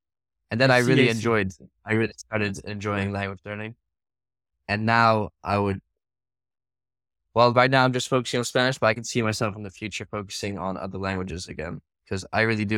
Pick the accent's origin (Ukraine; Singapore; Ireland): Singapore; But I think definitely growing up in Singapore, especially, I lived there for 6 years.